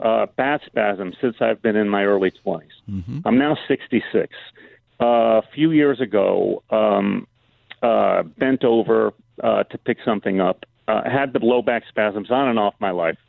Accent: Los Angeles, California, United States; born or raised there; also born or lived in New York

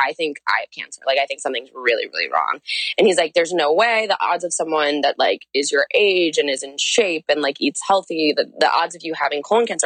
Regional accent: St. Louis, Missouri, United States; moved away as an adult; also born or lived in Oxford, Ohio; I'm like from St. Louis.

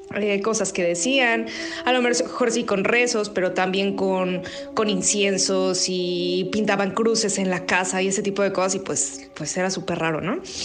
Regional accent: Mexico City, Mexico; yo cuando era pequeña y estábamos en la Ciudad de México, vivíamos en una colonia que se llama La del Valle

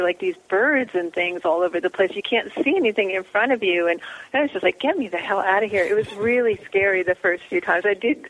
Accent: Philadelphia, Pennsylvania, United States; moved away as an adult; also born or lived in New Jersey; now in Pacific Northwest, United States; I was born in Philadelphia, and I lived back there and in New Jersey through high school.

